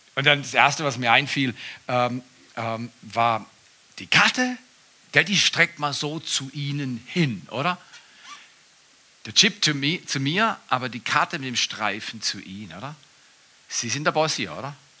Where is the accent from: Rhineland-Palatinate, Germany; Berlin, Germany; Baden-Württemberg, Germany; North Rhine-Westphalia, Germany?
Baden-Württemberg, Germany; Black Forest; Ich komme aus dem Westen, aus dem Südwesten, aus dem Schwarzwald, Schwarzwälder